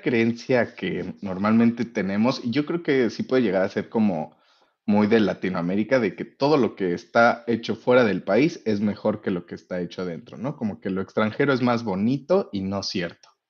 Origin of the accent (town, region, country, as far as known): Mexico